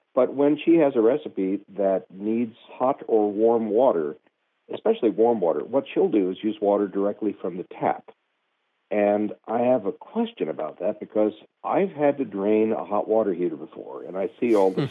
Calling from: La Grange, Kentucky, United States; I'm calling from LaGrange, Kentucky

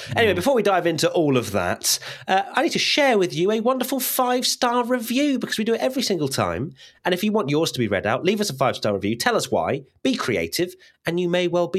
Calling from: Toronto, Ontario, Canada; Hi, I'm … from Toronto, Canada.

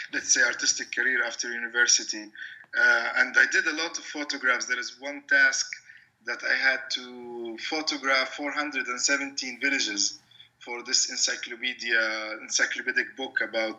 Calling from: Ramallah, West Bank, Palestine; I'm calling from Ramallah, which is a city. It's like 10 kilometers north of Jerusalem, and it's the center of the PA, the Palestinian Authority. So it's kind of it used to be a small town

